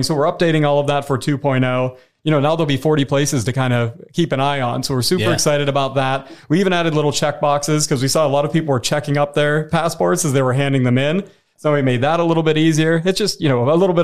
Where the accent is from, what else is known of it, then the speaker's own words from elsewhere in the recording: Derry, Pennsylvania, United States; I grew up in this area. I'm from Derry originally